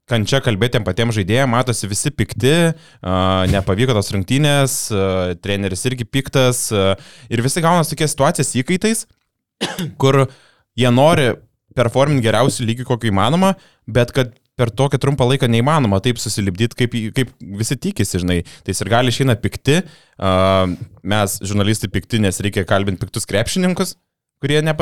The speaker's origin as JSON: {"language": "Lithuanian", "town": "Utena", "region": "Utena County", "country": "Lithuania", "tie": "born or raised there", "moved": "yes", "lives_now": "Panevėžys, Lithuania", "said": "mano gimtas yra Utena."}